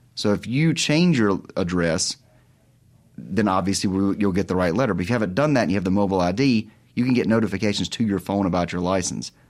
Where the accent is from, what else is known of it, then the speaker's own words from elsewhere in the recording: Terry, Mississippi, United States; I'm from Mississippi. Uh, grew up in, uh, Terry